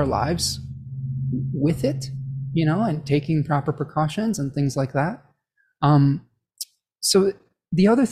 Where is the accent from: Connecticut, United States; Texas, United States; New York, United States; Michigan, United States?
Michigan, United States; my home state of Michigan